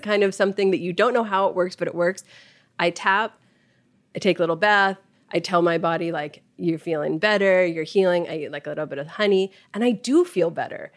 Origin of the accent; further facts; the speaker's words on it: Los Angeles, California, United States; I grew up here in Los Angeles